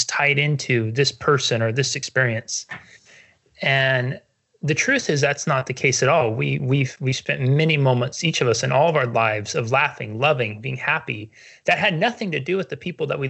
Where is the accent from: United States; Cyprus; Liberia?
United States; Northern California; moved away; I grew up in Northern California, and it has the big redwood trees